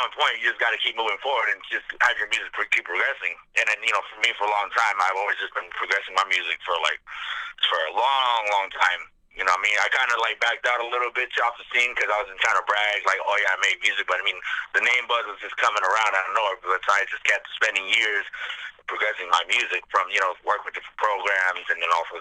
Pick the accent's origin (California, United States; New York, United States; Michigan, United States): California, United States; San Francisco; I grew up in San Francisco